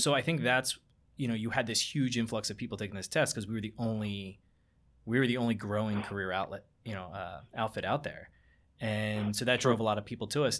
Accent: Barrington, New Jersey, United States; I grew up in Barrington

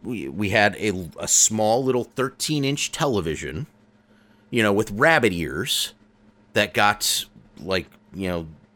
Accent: United States; I'm American.

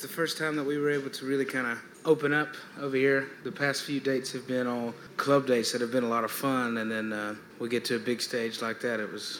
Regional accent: Greenville, South Carolina, United States; We're from South Carolina, Greenville.

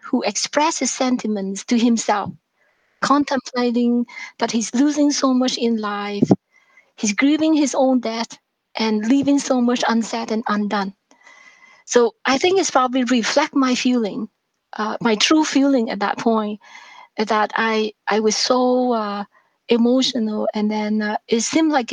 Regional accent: Vietnam; born or raised there; English is a second language; now in Canada

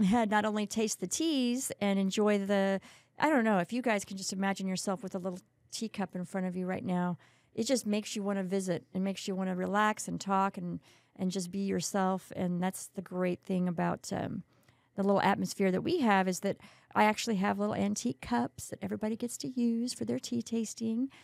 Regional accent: Kerrville, Texas, United States; moved away as an adult; now in San Antonio, United States; I grew up in Kerrville

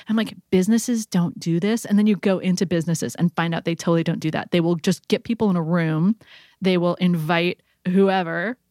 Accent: California, United States; as a Californian

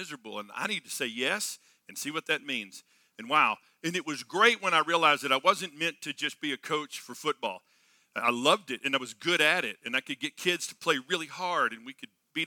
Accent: Texas, United States; I grew up in Texas on a farm and ranch

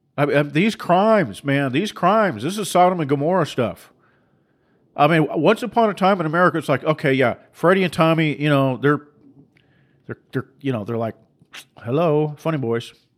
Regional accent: Seattle, Washington, United States; I grew up in Seattle

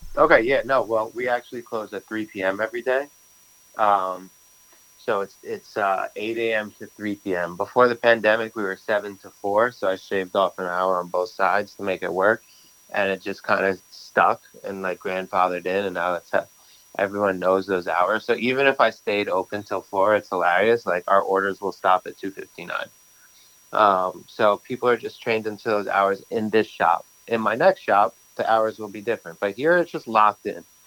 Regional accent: New York City, New York, United States; I grew up in Brooklyn

